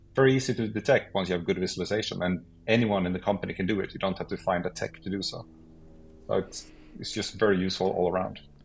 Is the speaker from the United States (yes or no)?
no; Sweden; I'm from Sweden.